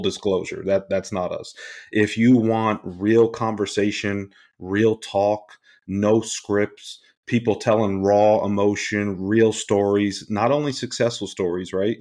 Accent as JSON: {"language": "English", "area": "Rockland County", "region": "New York", "country": "United States", "tie": "born or raised there", "said": "born and raised in Rockland County, New York"}